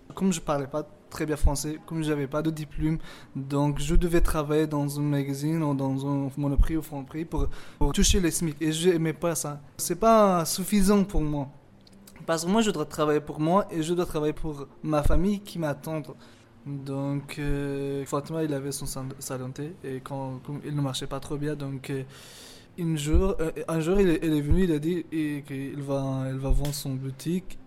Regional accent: Afghanistan; French is a second language; also born or lived in Pakistan / Sweden; now in Paris, France; je viens d'Afghanistan

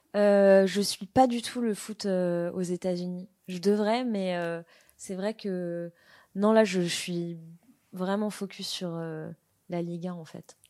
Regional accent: Paris, Île-de-France, France; je viens de Paris

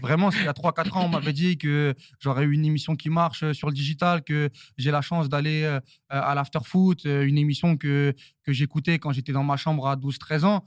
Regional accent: Saint-Denis, Île-de-France, France; je viens de Saint-Denis. Euh, euh, je, suis, parisien

